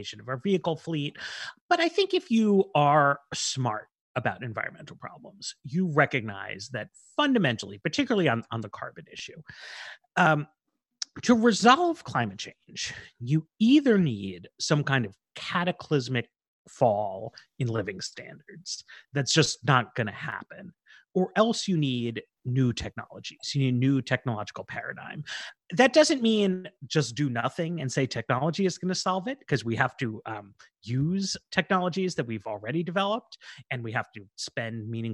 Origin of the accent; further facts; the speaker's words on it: New York, United States; I grew up in New York